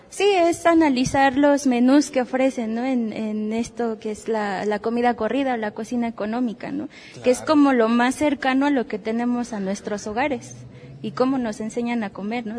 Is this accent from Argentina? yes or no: no; Mexico; como mexicanos